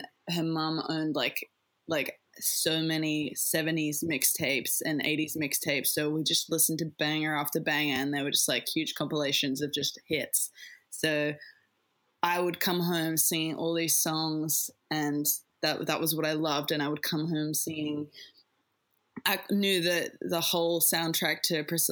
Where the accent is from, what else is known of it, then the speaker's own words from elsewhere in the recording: Tasmania, Australia; moved away as an adult; now in Adelaide, Australia; I'm from Tassie. I grew up in Tassie